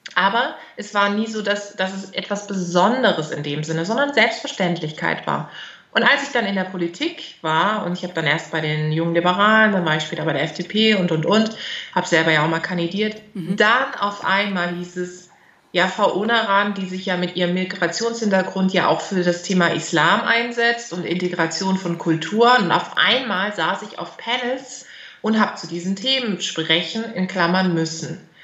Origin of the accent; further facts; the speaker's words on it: Germany; accent: German accent (in her Turkish); Ich habe so einen deutschen Akzent drin.